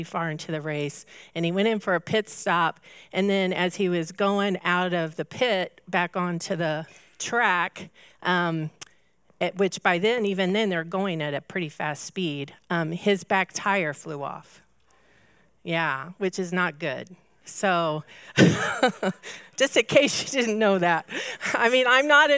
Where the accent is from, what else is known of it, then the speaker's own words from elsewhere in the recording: Indianapolis, Indiana, United States; I grew up in Indianapolis, so I'm an IndyCar race, 500 race lover. You just have to be when you grow up in Indy